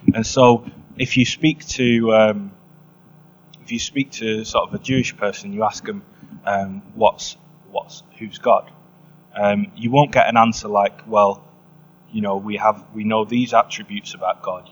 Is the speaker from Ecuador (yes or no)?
no; England, United Kingdom; I'm from England